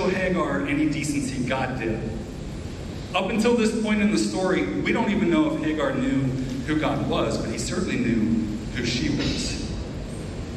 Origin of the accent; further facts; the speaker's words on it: Southeast Ohio, United States; I grew up in Southeast Ohio, along the Ohio River, high West Virginia border